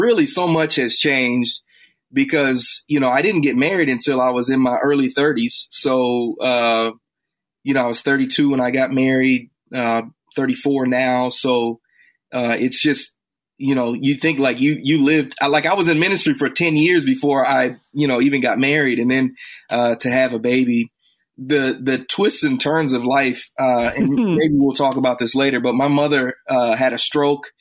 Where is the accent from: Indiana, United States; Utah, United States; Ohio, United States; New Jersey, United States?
Indiana, United States; Indianapolis; now in Chicago, United States; I grew up in Indianapolis and spent most of my early childhood nominally Catholic